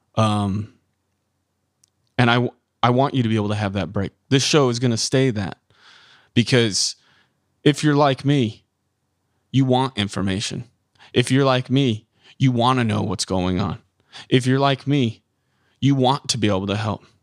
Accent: Midwest, United States; I was born and raised in the Midwest

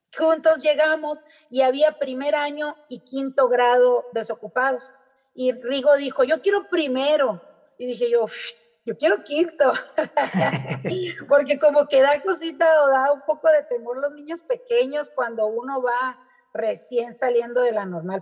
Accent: Hermosillo, Sonora, Mexico; moved away as an adult; also born or lived in Ciudad Obregón, Sonora; now in Santa Ana, Mexico; luego por trabajo de mi papá nos venimos a Hermosillo, y ya en Hermosillo hice la mayoría de mi, de mi carrera como estudiante

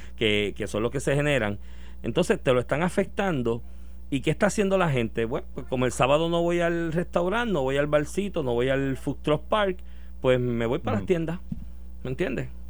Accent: Puerto Rico; Como buen puertorriqueño

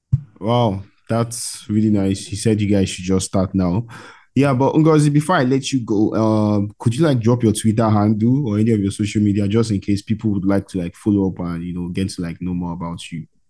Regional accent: Nigeria; I'm from Nigeria, bro. I'm from West Africa, Nigeria

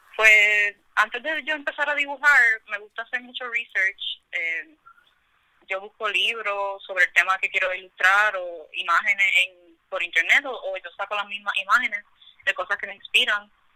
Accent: San Juan, Puerto Rico; now in Carolina, Puerto Rico; originalmente no soy de Carolina, soy más de San Juan. Ahora, recientemente que me mudé para Carolina

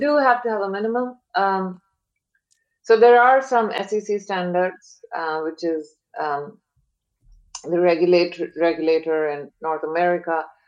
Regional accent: India; moved away as an adult; now in San Francisco Bay Area, United States; I grew up in India, born, brought up there, uh, came here for graduate studies.

